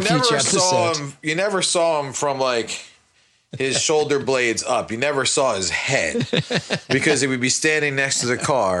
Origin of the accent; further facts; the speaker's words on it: West Orange, New Jersey, United States; growing up in West Orange